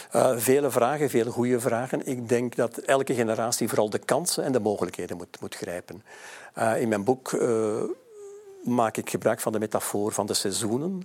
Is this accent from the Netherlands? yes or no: no; Mechelen, Flanders, Belgium; mijn geboortestad eh, Mechelen.